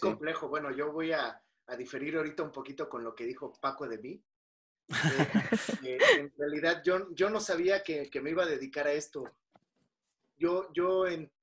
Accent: Mexico

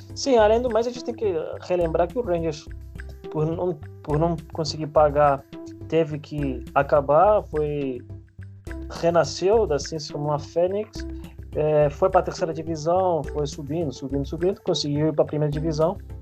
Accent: Spain; moved away; minha infância na Espanha

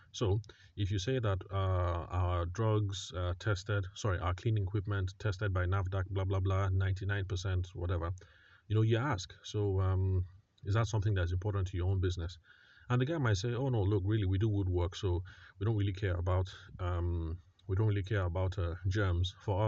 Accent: Benue, Nigeria; because I'm Tiv from the Middle Belt, Benue State, or North Central, depending on how some people like to call it

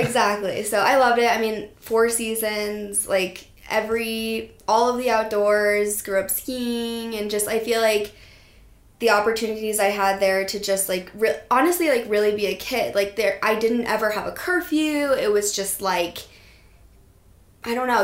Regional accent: Steamboat Springs, Colorado, United States; I grew up in Steamboat Springs, Colorado

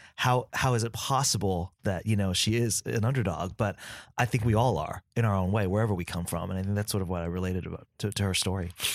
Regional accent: San Diego, California, United States; first language Vietnamese; English is a second language; also born or lived in Vietnam; growing up in an immigrant home in San Diego

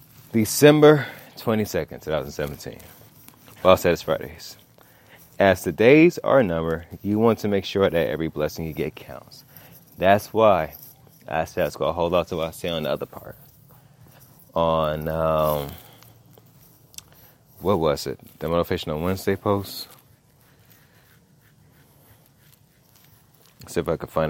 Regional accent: Los Angeles, California, United States; I'm from South Central

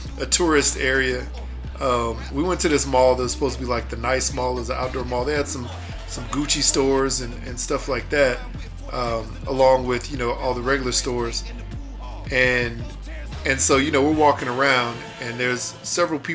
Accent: Houston, Texas, United States; also born or lived in Pasadena / Clear Lake, Texas

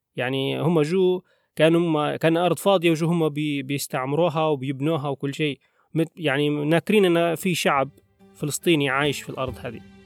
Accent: Libya; احنا كليبيين مثلا على سبيل المثال احنا مثلا هويتنا ان احنا ليبيين

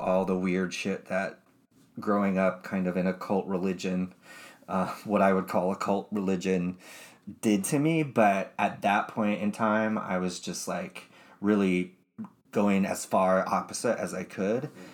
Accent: Utah, United States; I was raised in Utah

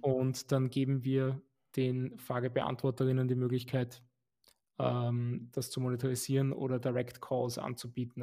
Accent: Vienna, Austria; also born or lived in Lower Austria; ich bin geborener Wiener und bin auch in Wien geblieben

